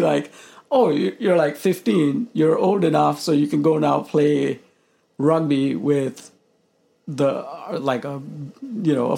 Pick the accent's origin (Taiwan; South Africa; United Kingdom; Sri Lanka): Sri Lanka; Colombo, Western Province; moved away as an adult; now in United States; I was born in Colombo, Sri Lanka, which is the capital